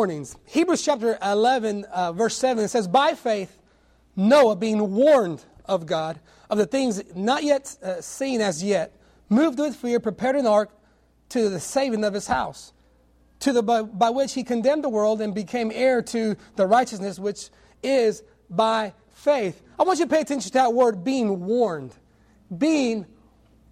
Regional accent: California, United States; moved away; I'm a city boy. I was born and raised in California

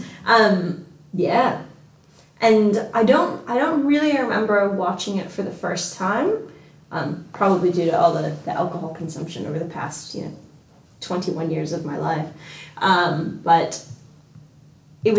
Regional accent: Hawaii, United States; accent: American; now in Australia; I'm from Hawaii

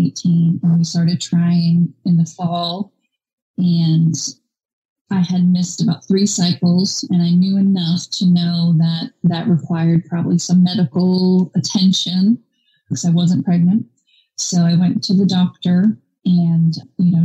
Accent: Maine, United States; now in Georgia, United States; I am currently in Georgia. I'm originally from Maine.

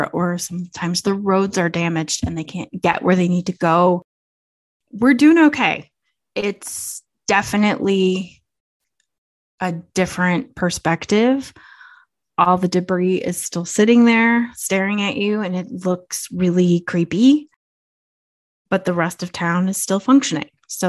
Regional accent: Chicago, Illinois, United States; moved away; I'm originally from Chicago.

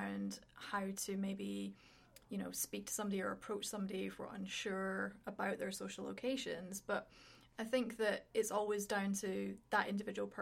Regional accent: Edinburgh, Scotland, United Kingdom; moved away as an adult; also born or lived in London; now in Canada; I was born in a little country called Scotland. So I'm from Edinburgh, which is the capital

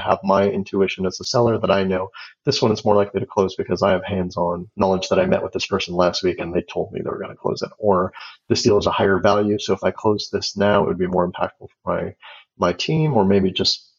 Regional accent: Los Angeles, California, United States; now in Seattle, United States; I grew up in Los Angeles

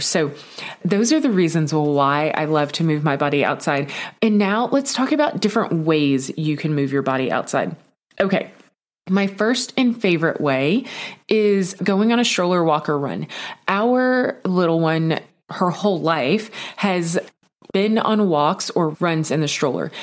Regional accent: Texas, United States; I grew up in Texas

